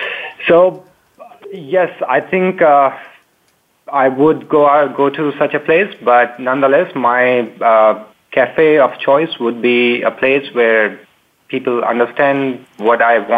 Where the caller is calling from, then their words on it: Palo Alto, California, United States; I am calling from Palo Alto, California.